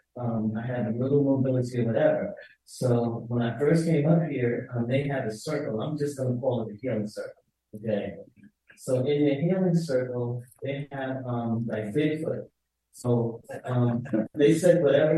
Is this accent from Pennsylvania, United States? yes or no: yes; Pennsylvania, United States; I come from Pennsylvania